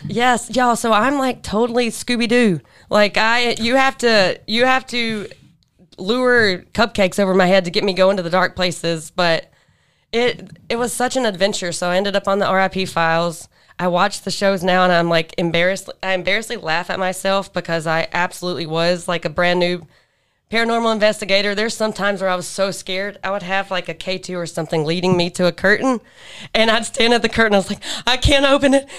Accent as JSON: {"language": "English", "region": "Alabama", "country": "United States", "moved": "yes", "lives_now": "near Atlanta, United States", "said": "I live closer to Atlanta. I'm from Alabama."}